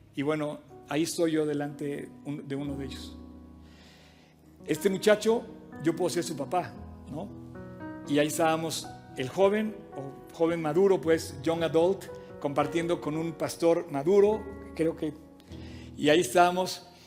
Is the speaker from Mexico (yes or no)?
yes; Mexico; un mexicano que no habla una gota de francés